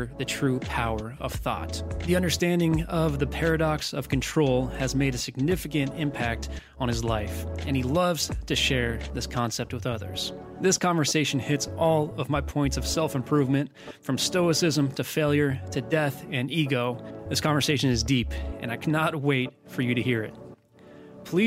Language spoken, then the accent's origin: English; United States; I'm American